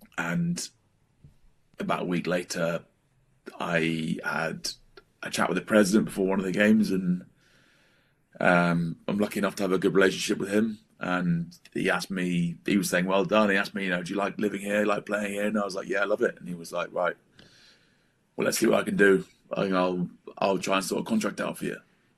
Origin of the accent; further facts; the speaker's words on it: England, United Kingdom; because I'm a traitor to the English and I'm still English to the Welsh.